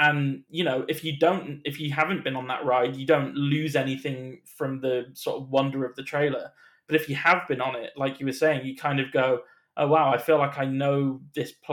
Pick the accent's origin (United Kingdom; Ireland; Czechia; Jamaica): United Kingdom; as a British person